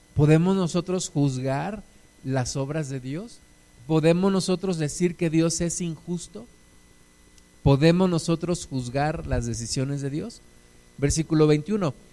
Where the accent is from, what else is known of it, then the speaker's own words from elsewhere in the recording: Mexico; nuestros paisanos mexicanos